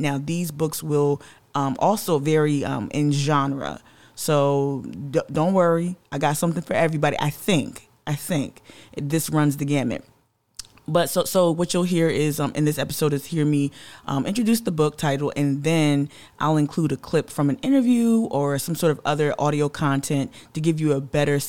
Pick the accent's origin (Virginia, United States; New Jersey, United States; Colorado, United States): New Jersey, United States; now in Charleston, United States; a Gullah Geechee descendant, born and raised in Jersey